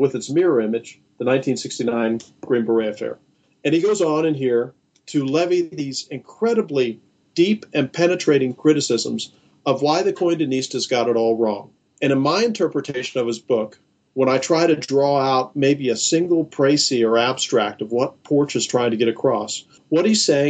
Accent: United States; as an American subject.

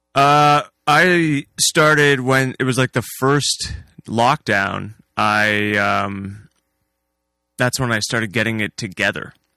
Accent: Hamilton, Ontario, Canada; moved away as an adult; now in Delhi, Canada; I'm originally from Hamilton

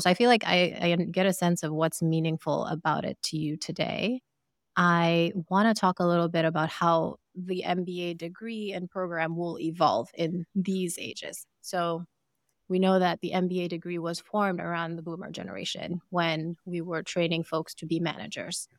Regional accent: Sierra Leone; moved away; I am from Sierra Leone

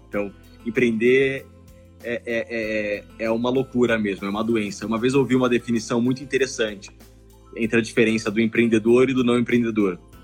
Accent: Campo Grande, Mato Grosso do Sul, Brazil; moved away as an adult; now in São Paulo, Brazil; E eu mudei para São Paulo para fazer faculdade. Eu sou de Campo Grande, Mato Grosso do Sul

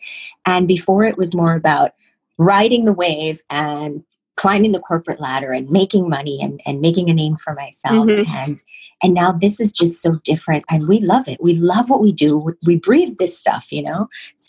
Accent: Chicago, Illinois, United States; moved away as an adult; now in New York, United States; I came to New York from Chicago and I needed a job.

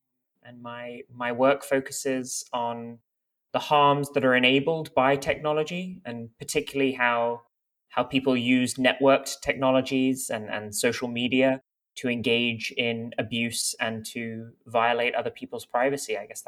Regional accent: France; also born or lived in United Kingdom; now in United States; I'm kind of from all over the place. I was born in the United Kingdom, but I have family from Lebanon, and many of them live in France, where I also sort of partly grew up.

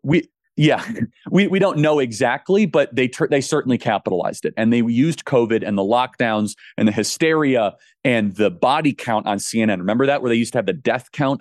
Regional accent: Arizona, United States; now I'm from Arizona

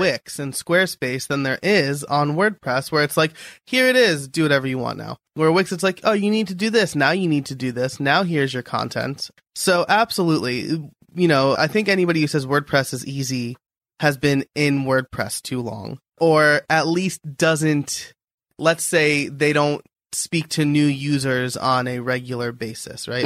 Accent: New York, United States; now in near Philadelphia, United States; I'm a New Yorker living near Philadelphia

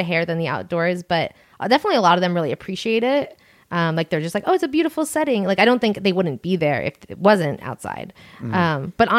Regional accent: Long Island, New York, United States; Long Island.

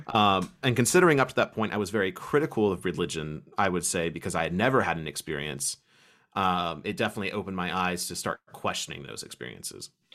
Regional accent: Kentucky, United States; I was from Kentucky

